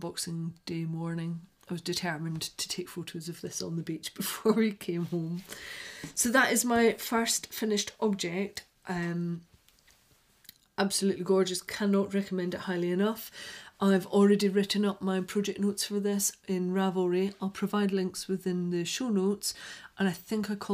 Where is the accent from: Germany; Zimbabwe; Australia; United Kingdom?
United Kingdom; Scotland; accent: Scottish; moved away; I sound quite a lot more Scottish today than I usually do.